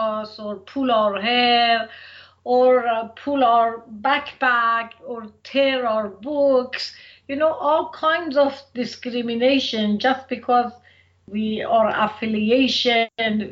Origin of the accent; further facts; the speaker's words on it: Quchan, Razavi Khorasan, Iran; moved away as an adult; now in United States; I grew up in a little town in the northeast of Iran in the province of Khorasan. The name of the town was Quchan.